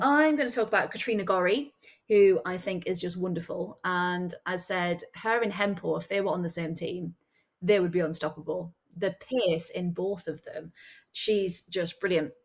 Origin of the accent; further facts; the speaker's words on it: near Sunderland, North East England, United Kingdom; I grew up near Sunderland